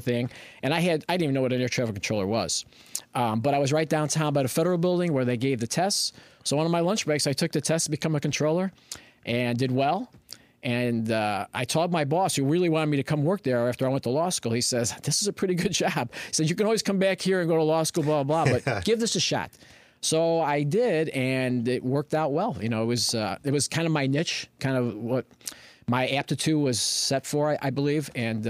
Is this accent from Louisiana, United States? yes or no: no; Berwyn, Illinois, United States; also born or lived in Chicago; now in Aurora, United States; All right, so I was born in Chicago, okay. Grew up in Berwyn. I moved out to Aurora in 1983.